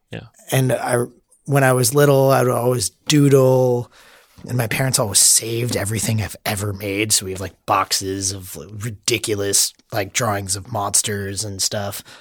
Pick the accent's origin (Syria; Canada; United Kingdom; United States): United States; Florida; now in San Francisco, United States; I grew up in Florida, mm-hmm. South Florida, and I went to college in Gainesville, Florida.